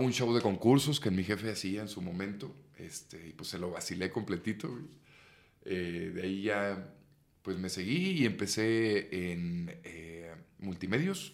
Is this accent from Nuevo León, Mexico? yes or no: yes; San Nicolás de los Garza, Nuevo León, Mexico; now in Mexico City, Mexico; Nací en Monterrey, Nuevo León, San Nicolás de los Garza, para ser más preciso